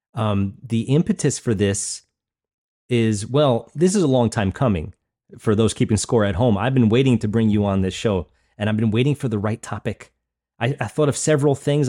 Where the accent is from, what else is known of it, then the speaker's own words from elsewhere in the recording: East Coast, New York, United States; where I grew up in New York, East Coast, U S